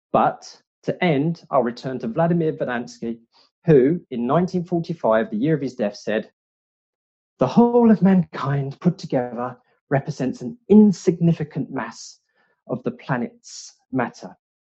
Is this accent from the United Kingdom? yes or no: yes; United Kingdom; I'm British. I love the BBC, so this is pretty good.